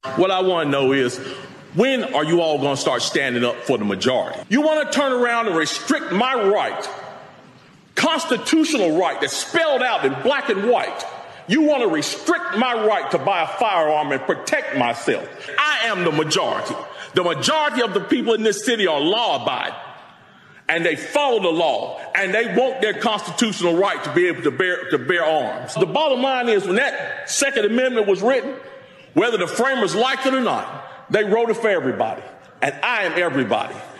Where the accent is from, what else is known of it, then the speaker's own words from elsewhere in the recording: Greensboro, North Carolina, United States; my hometown uh, city council, Greensboro, North Carolina